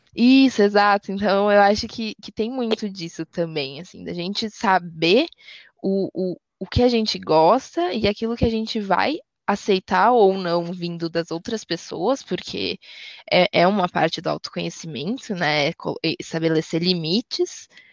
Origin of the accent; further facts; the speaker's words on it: Rio Grande do Sul, Brazil; Eu sou gaúcha